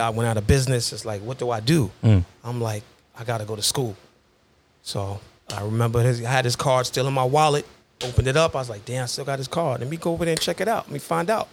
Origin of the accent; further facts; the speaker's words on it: Hempstead, New York, United States; growing up in Hempstead, you know, here, growing up, playing together with the guys